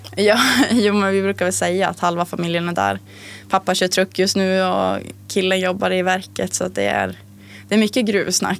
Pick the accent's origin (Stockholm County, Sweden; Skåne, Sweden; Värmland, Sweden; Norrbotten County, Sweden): Norrbotten County, Sweden; Tärendö; also born or lived in Umeå; now in Pajala, Sweden; jag kommer från Tärende från början